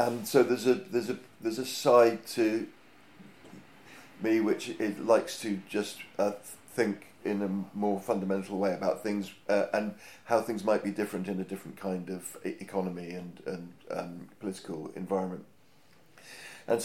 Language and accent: English; Hampshire, South East England, United Kingdom; now in London, United Kingdom; I grew up in Hampshire